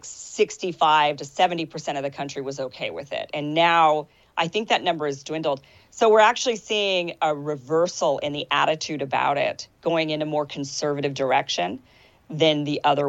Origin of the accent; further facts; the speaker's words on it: Idaho, United States; I'm from Idaho. It's a real conservative state.